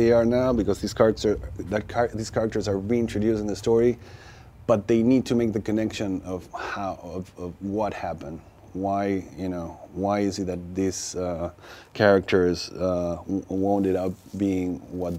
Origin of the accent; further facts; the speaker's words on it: Argentina; I grew up in Argentina